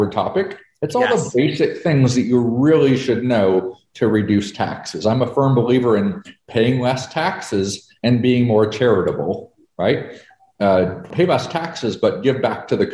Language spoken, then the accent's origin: English; Canada; moved away as an adult; now in United States; I'm a Canadian, but I moved to America